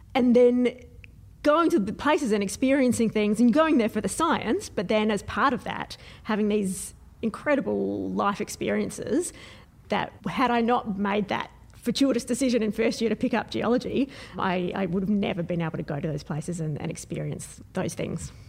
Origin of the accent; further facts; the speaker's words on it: Adelaide, South Australia, Australia; I'm from Adelaide, at least in South Australia